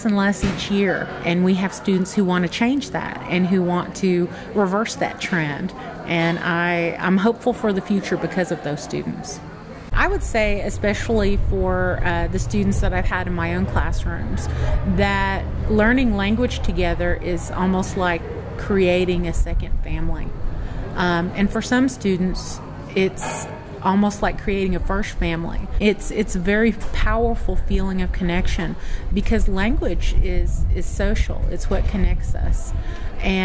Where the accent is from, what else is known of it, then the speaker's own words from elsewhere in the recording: Oklahoma, United States; also born or lived in Tahlequah, Oklahoma; I grew up around the Bayan area